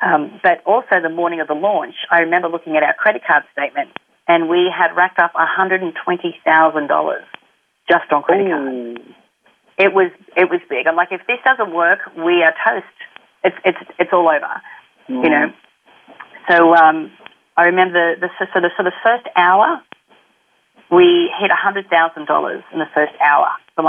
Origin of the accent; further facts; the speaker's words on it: Australia; because we're Australian, we didn't have a bank account or couldn't set up a merchant facility